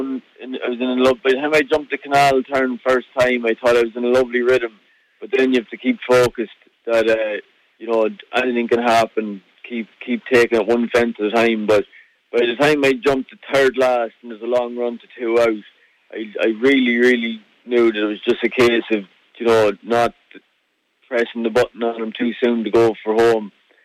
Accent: Ireland; moved away as an adult; now in Scotland; we always had horses in the family, and you know, when I was 21, I moved across the water from Ireland. I moved across to Scotland to work for Lucinda Russell

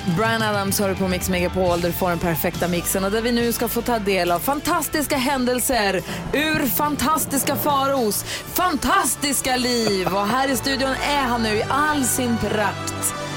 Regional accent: Luleå, Norrbotten County, Sweden; Luleå, det är ju min hemstad, där jag är uppvuxen

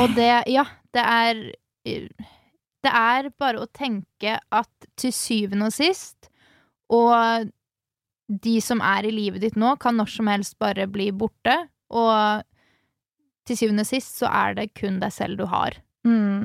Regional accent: Halden, Østfold, Norway; moved away; i hjembyen min, i Halden

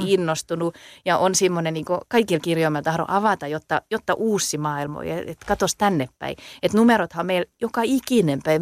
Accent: Salo, Southwest Finland, Finland; accent: Salo dialect; mä puhun Salomurttelta

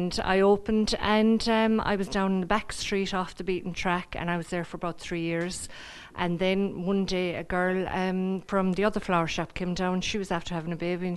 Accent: Youghal, Munster, Ireland; My father was very involved with the ITGWU here in the town, and with SIPTU then afterwards. So I'm from the town

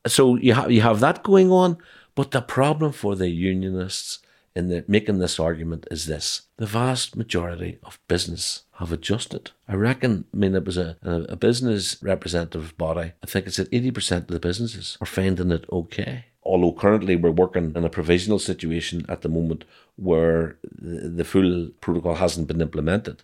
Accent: Northern Ireland, United Kingdom; as an Irish Republican

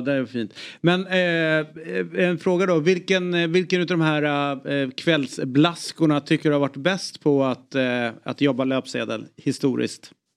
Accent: Stockholm, Stockholm County, Sweden; som stockholmare

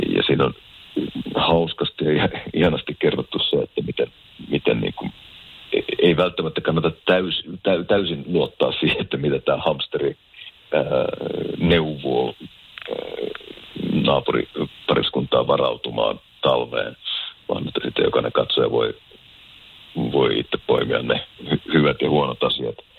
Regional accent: Keminmaa, Lapland, Finland; now in France; Kimin, Kiminmaa on mun kotikunta, että täytyy sanoa, että sieltä Lounaislapista on kotoisin

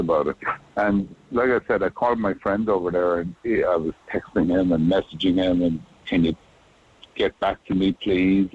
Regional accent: Macroom, Munster, Ireland; moved away as an adult; also born or lived in Boston, United States; now in Honolulu, United States; I grew up in Cork. I lived there until I was 22.

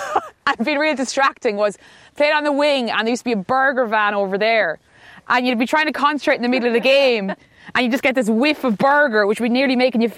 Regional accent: Leinster, Ireland; I'm from Laois

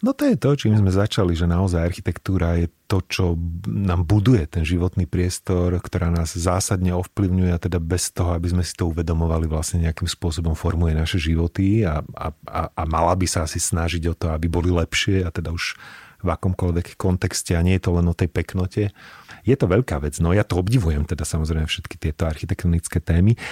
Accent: Banská Bystrica, Banská Bystrica Region, Slovakia; moved away as an adult; now in Bratislava, Slovakia; ja už teda som dlhšie v Bratislave, ako som žil v Banskej Bystrici

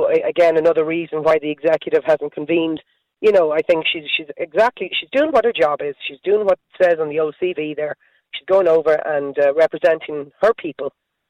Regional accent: Ireland; as an Irish person

